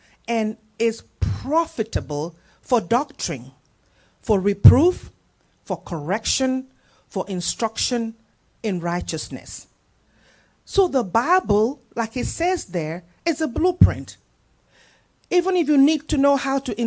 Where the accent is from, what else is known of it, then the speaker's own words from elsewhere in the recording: Nigeria; moved away; In my country where I come, I'm a Nigerian